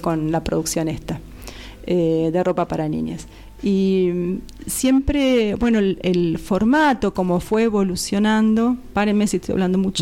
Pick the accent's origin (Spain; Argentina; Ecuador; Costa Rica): Argentina; Patagonia; also born or lived in Buenos Aires; now in Los Molles, Argentina; yo soy patagónica